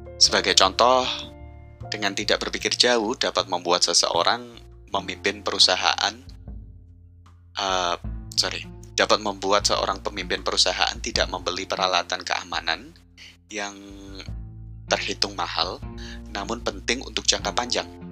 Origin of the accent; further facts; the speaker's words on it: Central Java, Indonesia; desa tetangga kampung saya di Jawa Tengah